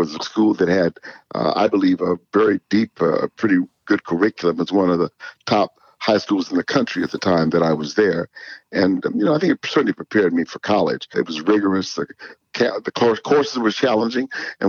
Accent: Berkeley, California, United States; also born or lived in Los Angeles, California; I was born in Los Angeles, but I was raised in Berkeley, California, and went to school there.

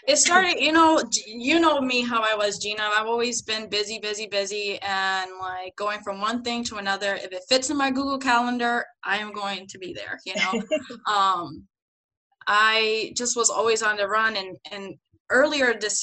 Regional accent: New Jersey, United States; now in Rockford, United States; I'm originally from New Jersey.

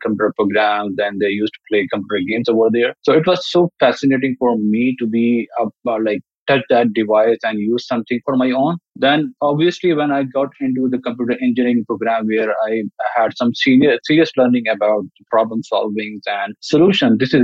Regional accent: Pakistan; I grew up in Pakistan

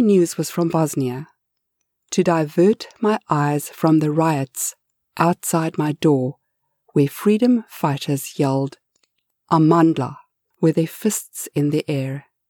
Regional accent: South Africa; I grew up in apartheid South Africa

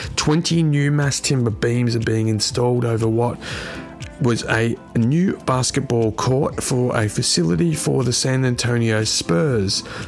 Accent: Australia; my home country of Australia

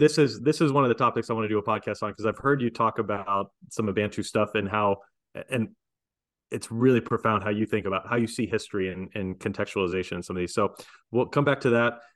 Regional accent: United States; I'm American

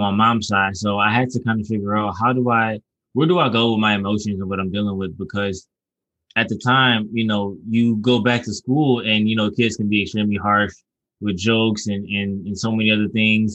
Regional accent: Detroit, Michigan, United States; also born or lived in Southfield; I'm from Detroit, and I've grown up in Detroit

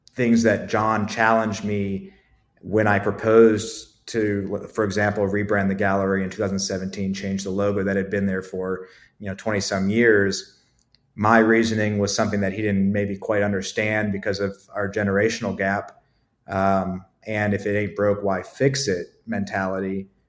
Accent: Akron, Ohio, United States; moved away as an adult; also born or lived in Columbus, Ohio; now in Asheville, United States; I'm from Ohio originally, from Akron, Ohio

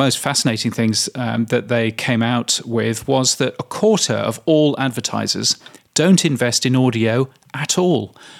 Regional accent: United Kingdom; Now, that is actually quite high as a Brit. As a Brit, we were used to 5% to 4% of the display market for radio in particular.

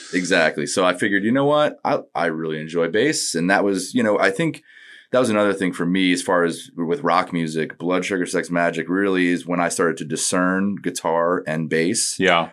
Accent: Northport, New York, United States; moved away as an adult; also born or lived in Hawaii; I was born and lived there till four, and then I moved to New York around four

